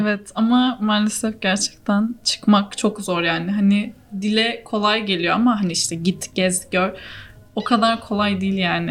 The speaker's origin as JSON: {"language": "Turkish", "country": "Turkey", "also_born_or_lived": "Italy", "moved": "as an adult", "said": "ben işte Türkiye'den geliyorum"}